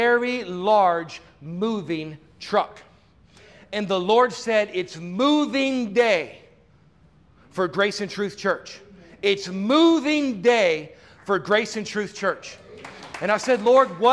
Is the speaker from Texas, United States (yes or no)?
yes; Houston, Texas, United States; moved away as an adult; also born or lived in Dallas, Texas; now in Tampa, United States; I'm from Tampa. I was raised in Houston, right? I lived in Dallas for 20 years